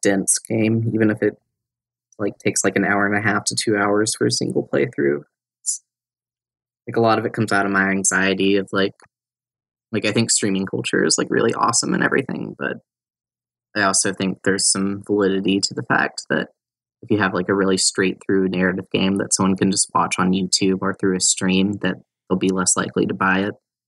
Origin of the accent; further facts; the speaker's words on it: North Carolina, United States; moved away as an adult; also born or lived in Arkansas; I grew up in North Carolina and only moved away after I was about 20 or so